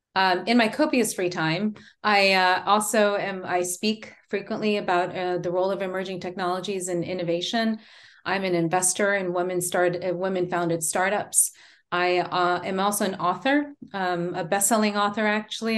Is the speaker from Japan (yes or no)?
yes; Japan; now in Texas, United States; I'm, um, born and raised in Japan.